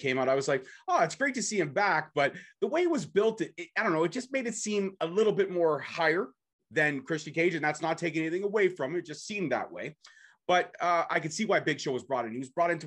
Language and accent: English; Toronto, Ontario, Canada; I'm from Toronto